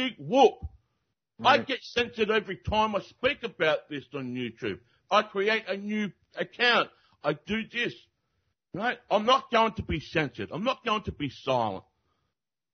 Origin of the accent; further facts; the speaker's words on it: Australia; I am from Australia